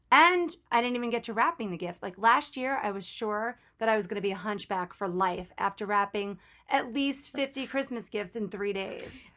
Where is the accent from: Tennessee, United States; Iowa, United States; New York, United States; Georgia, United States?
New York, United States; I grew up in New York on the East Coast